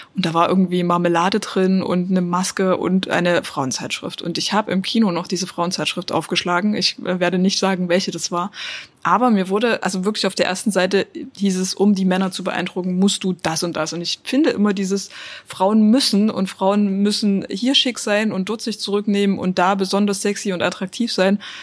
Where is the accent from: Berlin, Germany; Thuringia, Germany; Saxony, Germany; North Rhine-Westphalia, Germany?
Saxony, Germany; Dresden; ich komme aus Dresden